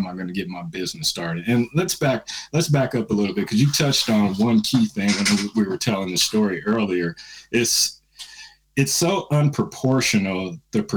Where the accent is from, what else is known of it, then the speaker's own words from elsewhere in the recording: San Francisco, California, United States; now in Indianapolis, United States; I was born in San Francisco, California.